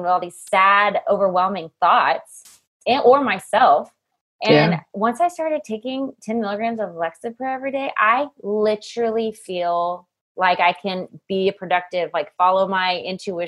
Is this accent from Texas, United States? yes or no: yes; Waco, Texas, United States; now in Tennessee, United States; I grew up in Waco, Texas with David Koresh and the Branch Davidians